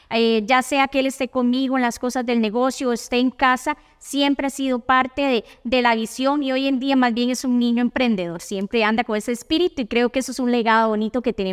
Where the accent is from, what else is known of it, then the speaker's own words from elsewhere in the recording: Puntarenas, Costa Rica; born there; now in San José, Costa Rica; soy porteña. Hace mucho tiempo eh, dejé Punta Arenas, pero ahí nací. He vivido siempre en San José